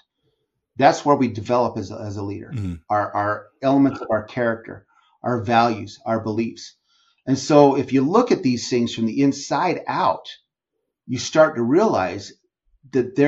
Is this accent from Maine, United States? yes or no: no; Utah, United States; I live in Utah, born and raised in Utah